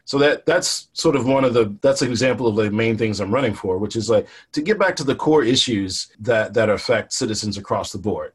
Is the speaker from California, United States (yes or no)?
no; Richmond, Virginia, United States; I grew up poor in the East End